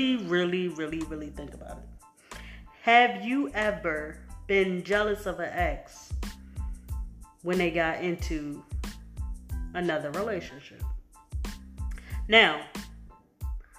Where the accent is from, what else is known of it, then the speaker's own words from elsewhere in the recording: Philadelphia, Pennsylvania, United States; I'm from Philly